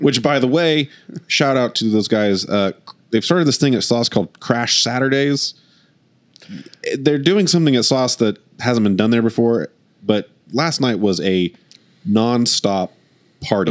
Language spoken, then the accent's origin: English; Oklahoma, United States; we're we're from Oklahoma